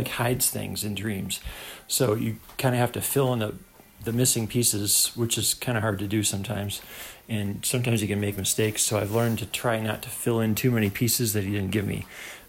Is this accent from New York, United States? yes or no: yes; New York, United States; moved away as an adult; I left my home state of New York, which I've been living for a few years, and moved out west thinking that everything was supposed to start happening.